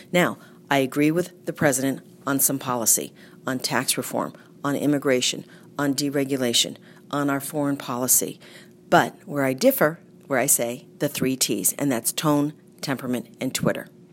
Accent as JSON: {"language": "English", "town": "Groton", "region": "Massachusetts", "country": "United States", "tie": "born or raised there", "said": "I have a salon and day spa in my hometown of Groton"}